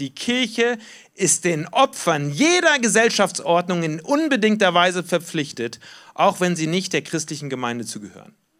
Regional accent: Germany; Wir kommen aber auch als Deutsche aus einer Geschichte heraus

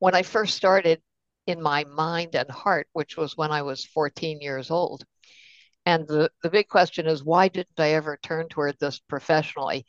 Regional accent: Baltimore, Maryland, United States; I'm from Baltimore. I grew up during the 60s.

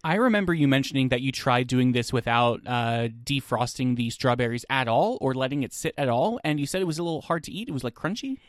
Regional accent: New Jersey, United States; I'm from New Jersey

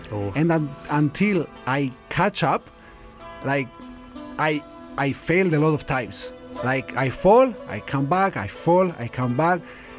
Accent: Cyprus; English is a second language; moved away as an adult; now in Vancouver, Canada; Me, I came from Cyprus after having taken a scholarship at the Vancouver Film School.

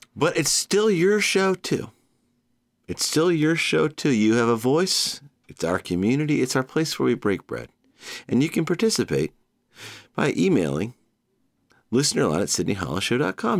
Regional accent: Georgia, United States; born or raised there; now in New York City, United States

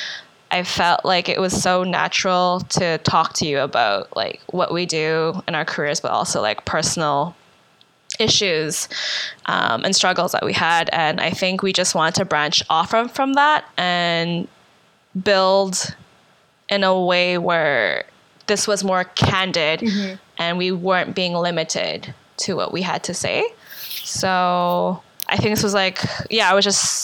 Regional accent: Winnipeg, Manitoba, Canada; also born or lived in Calgary; now in Montreal, Canada; From Canada, born and raised in Winnipeg, moved to Montreal from Calgary

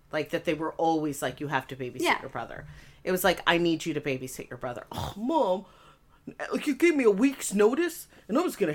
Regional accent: Missoula, Montana, United States; born or raised there

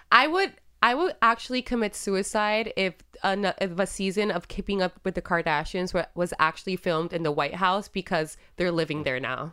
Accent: Puerto Rico; first language Spanish; English is a second language; moved away; growing up in Puerto Rico, I was buying cigarettes when I was fourteen

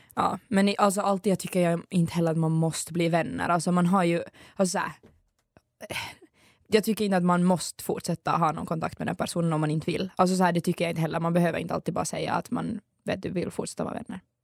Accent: Ekenäs, Uusimaa, Finland; Hon är faktiskt från min hemstad

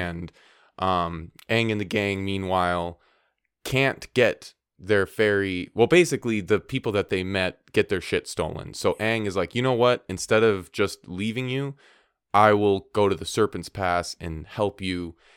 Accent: Minnesota, United States; I'm from Minnesota

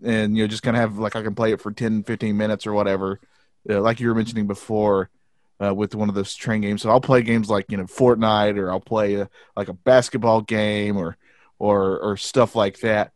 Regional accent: the South, United States; we're from the South, and this is how we sound

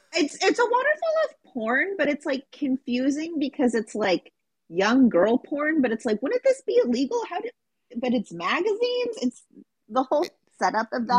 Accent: West Coast, United States; I'm from the West Coast

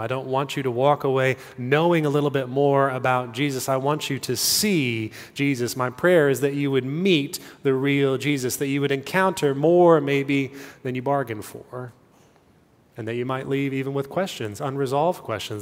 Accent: California, United States; moved away; I grew up in California

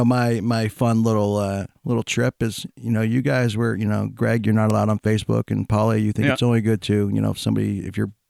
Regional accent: Vermont, United States; So I grew up right on the Canadian border, and we didn't have cable in the town I grew up in.

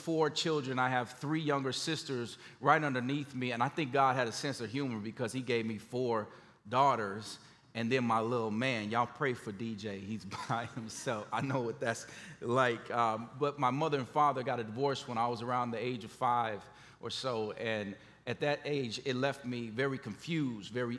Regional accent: Gary, Indiana, United States; moved away as an adult; also born or lived in Memphis, Tennessee; When I grew up in Gary, Indiana, it was the murder capital of the world.

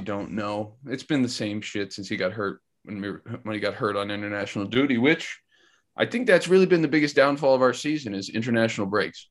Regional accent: United States; We're American people

